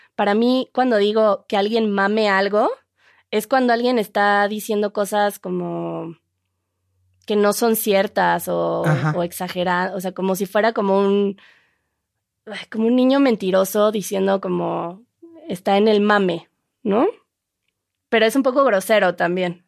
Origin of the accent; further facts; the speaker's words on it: Mexico; aquí utilizamos encuerados que según sé, en España utilizan en cueros, que sí. sería más o menos lo mismo, pero nosotros decimos encuerado